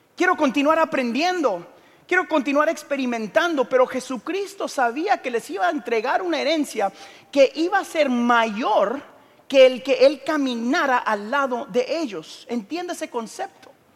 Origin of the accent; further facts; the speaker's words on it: Guatemala; soy de Guatemala